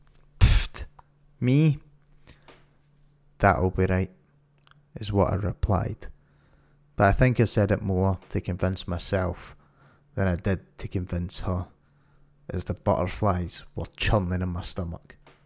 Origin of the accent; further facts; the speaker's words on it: Glasgow, Scotland, United Kingdom; In June, I was invited to attend a gaming event in my hometown of Glasgow called Insomnia Resonate.